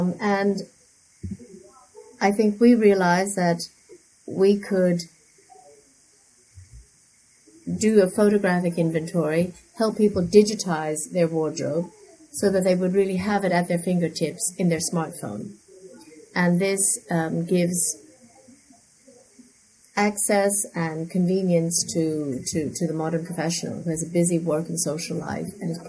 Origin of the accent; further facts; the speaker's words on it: New York, United States; also born or lived in London; now in Hong Kong; My father was a diplomat, and I grew up in New York and spent a lot of my time in London before I moved to Hong Kong in 2010.